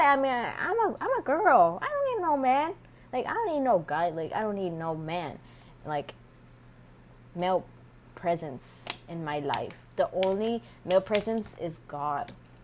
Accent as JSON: {"language": "English", "country": "United States", "tie": "born or raised there", "said": "I was born here in the United States"}